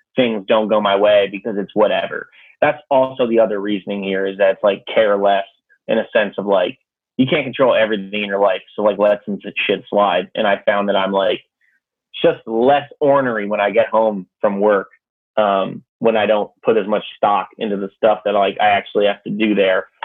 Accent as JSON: {"language": "English", "region": "Connecticut", "country": "United States", "also_born_or_lived": "New Hampshire", "said": "I'm from Connecticut"}